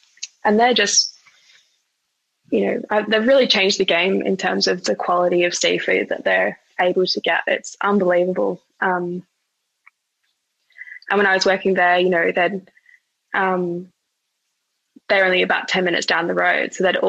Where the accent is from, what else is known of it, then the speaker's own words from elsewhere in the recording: Australia; someone who's been born and raised in Australia.